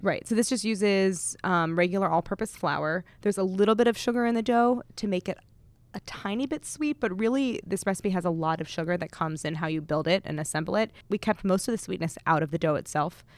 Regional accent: St. Louis, Missouri, United States; I grew up in Saint Louis

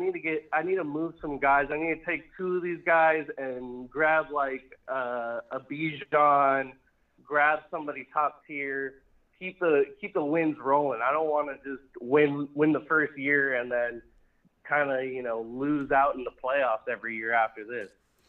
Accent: California, United States; born there; I was born in California.

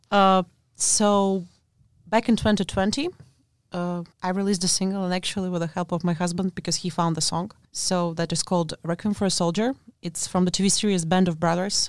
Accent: Latvia; English is a second language; moved away as an adult; I'm actually from Latvia

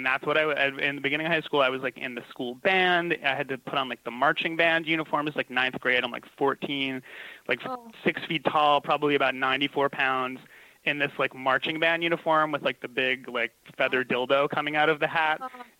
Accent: New York, United States; I grew up on Long Island in the hometown of John Philip Sousa, who does all, like, the marching band music and stuff.

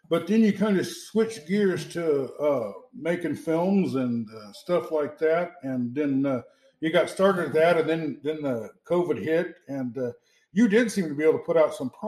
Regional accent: United States; back then, being American was a big plus.

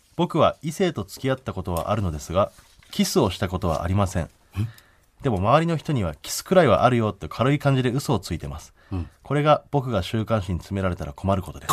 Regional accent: Hakodate, Hokkaido, Japan; moved away; 僕の地元の函館市

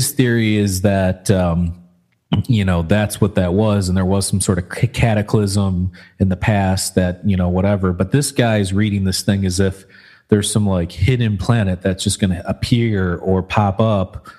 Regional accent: Michigan, United States; we grew up in Michigan

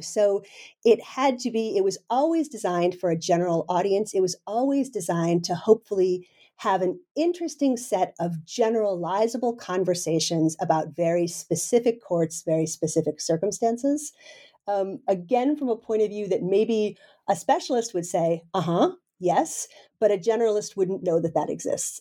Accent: United States; moved away as an adult; now in Denmark; I'm a professor in Denmark, uh, but I'm originally an American, so I'm sort of one of these transplants

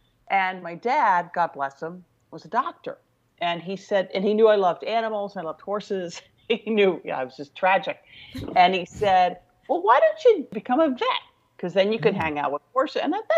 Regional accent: Pittsburgh, Pennsylvania, United States; born and raised in Pittsburgh, Pennsylvania, youngest of five girls and four older sisters

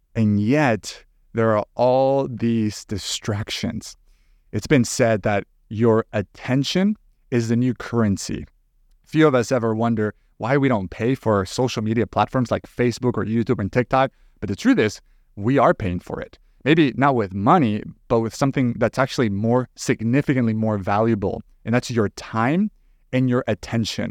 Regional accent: El Salvador; moved away as an adult; now in United States; I was actually born and raised in El Salvador, and it wasn't until some years ago that I moved to the U S

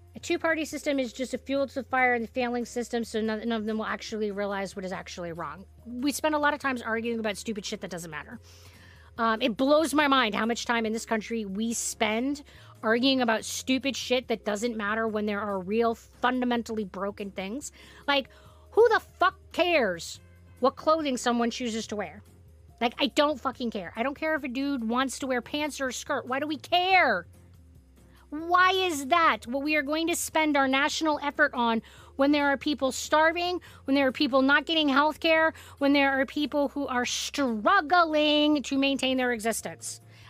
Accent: South Africa; I grew up in South Africa, and the harsh reality of life there is just so much more than I could ever communicate in a comment.

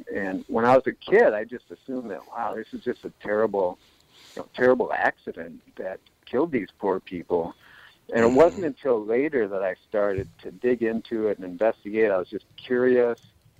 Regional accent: Minneapolis, Minnesota, United States; So I grew up in Minneapolis, and I've known about this tragedy for ever since I was a little kid

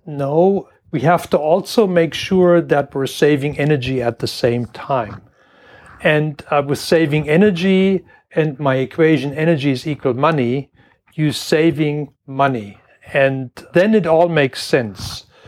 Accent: Germany; moved away as an adult; also born or lived in Washington, United States; now in Michigan, United States; I grew up in Germany in a little farm town

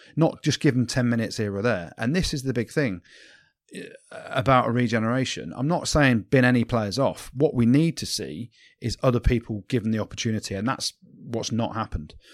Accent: England, United Kingdom; as an Englishman

